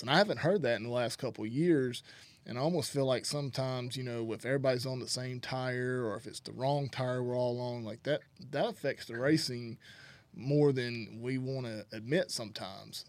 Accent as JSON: {"language": "English", "region": "North Alabama", "country": "United States", "tie": "born or raised there", "said": "I grew up in Alabama, North Alabama area"}